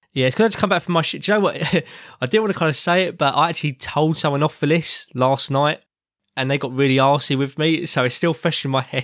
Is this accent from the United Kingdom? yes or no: yes; England, United Kingdom; I'm an Englishman